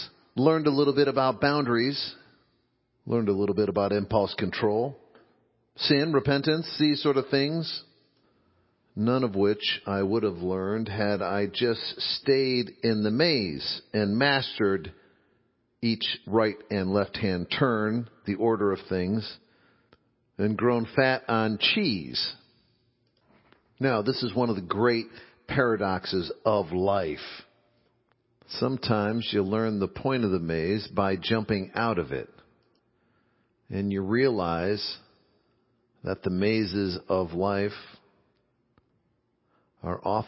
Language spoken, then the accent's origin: English; Midwest, United States; as a boy growing up in the Midwest, being a red-blooded Midwestern boy in 9th, 10th grade